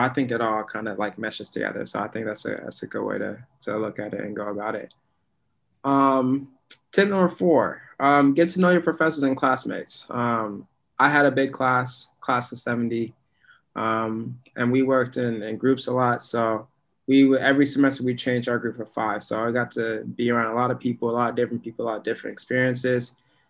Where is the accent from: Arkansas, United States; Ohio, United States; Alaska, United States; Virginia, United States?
Alaska, United States; now in Boston, United States; Because I came from Alaska to Boston and I didn't know what I was getting myself into.